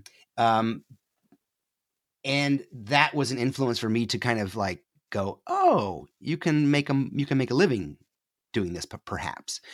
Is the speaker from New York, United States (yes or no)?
yes; upstate New York, United States; moved away as an adult; I grew up in upstate New York, the co-, nor-, northeast corner of New York State, hemmed in by Burlington, Vermont, and Montreal